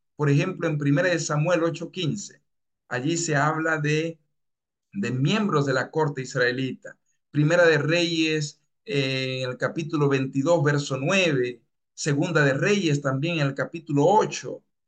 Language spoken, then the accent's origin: Spanish; Dominican Republic; moved away as an adult; also born or lived in Bellingham, Washington, United States; now in Peru; Yo soy de República Dominicana